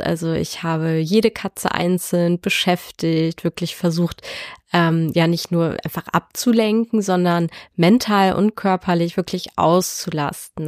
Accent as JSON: {"language": "German", "area": "Dithmarschen", "region": "Schleswig-Holstein", "country": "Germany", "said": "Ich komme aus Dithmarschen und lebe hier mit meinem Freund"}